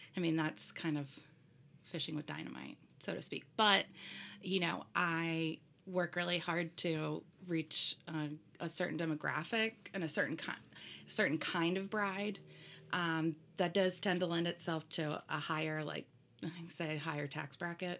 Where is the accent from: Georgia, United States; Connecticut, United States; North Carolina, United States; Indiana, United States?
Indiana, United States; Fort Wayne; moved away; I was born in Fort Wayne, Indiana.